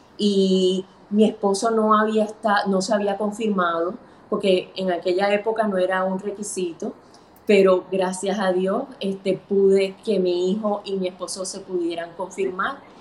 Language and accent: Spanish; Puerto Rico; mis padres son cubanos, pero yo nací aquí en Puerto Rico.